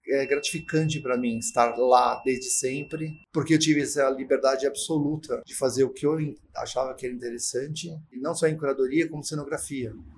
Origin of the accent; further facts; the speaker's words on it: São Paulo, Brazil; Eu sou paulistano, sou da Barra Funda